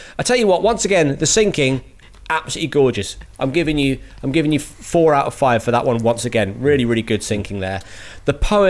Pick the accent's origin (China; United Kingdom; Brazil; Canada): United Kingdom; It got took in all of the things that we, you know, that we love and hate about being British.